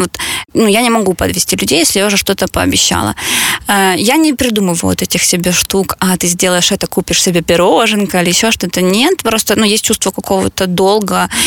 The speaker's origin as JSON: {"language": "Russian", "town": "Mariupol", "region": "Donetsk Oblast", "country": "Ukraine", "said": "мы обе из Мариуполя"}